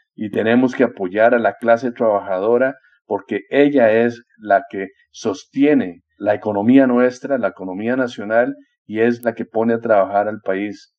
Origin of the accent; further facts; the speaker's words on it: Costa Rica; como costarricense